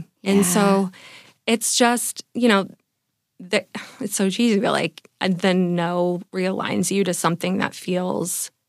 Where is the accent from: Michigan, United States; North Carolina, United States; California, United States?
California, United States; also born or lived in New York / San Francisco; now in San Diego, United States; I'm from California.